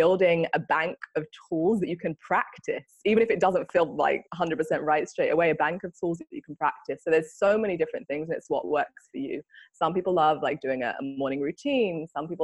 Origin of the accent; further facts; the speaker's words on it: London, United Kingdom; moved away as an adult; now in Bali, Indonesia; I'm originally from London and live here in Bali